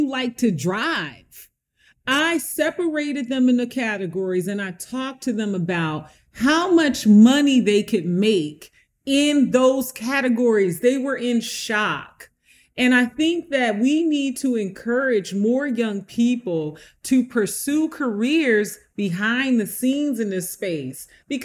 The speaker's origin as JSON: {"language": "English", "town": "Camden", "region": "New Jersey", "country": "United States", "tie": "born or raised there", "moved": "yes", "said": "my hometown where I'm doing a huge project in Camden, New Jersey."}